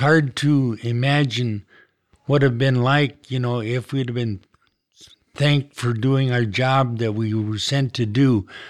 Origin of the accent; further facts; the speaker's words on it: Kenmare, North Dakota, United States; I was born in Canmere, North Dakota. It's a small community northwest of Minot, about fifty miles. I grew up on a farm